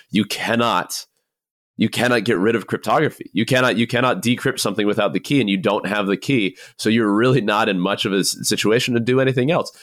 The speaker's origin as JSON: {"language": "English", "region": "Southeast", "country": "United States", "moved": "yes", "said": "I'm originally from the Southeast"}